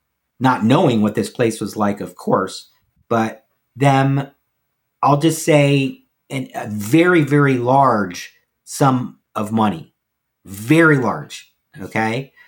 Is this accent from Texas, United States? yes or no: no; Nashville, Tennessee, United States; And I am from Nashville, Tennessee.